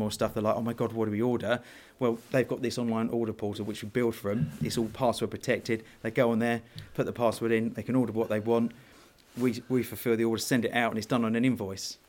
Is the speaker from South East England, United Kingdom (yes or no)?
yes; Worthing, South East England, United Kingdom; I'm from the south coast. I live in Worthing, West Sussex. I've lived there all my life.